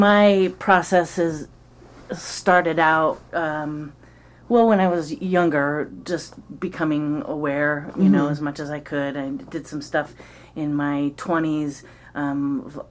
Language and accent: English; Eugene, Oregon, United States; also born or lived in Pleasant Hill; I was growing up in Eugene in the 70s